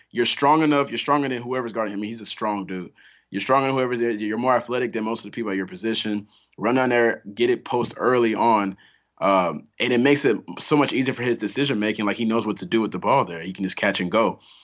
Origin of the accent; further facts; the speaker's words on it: Atlanta, Georgia, United States; We're all from Atlanta